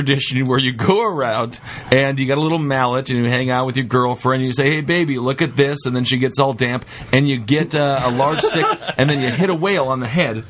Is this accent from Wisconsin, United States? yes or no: yes; Wisconsin, United States; I'm from Wisconsin.